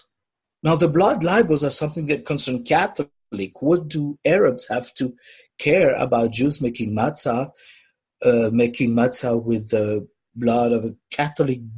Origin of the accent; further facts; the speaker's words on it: Paris, Île-de-France, France; moved away as an adult; now in Portland, United States; I was born in Paris, and I started my religious education going to Talmud Torah, Sfaradi Talmud Torah, in Paris itself.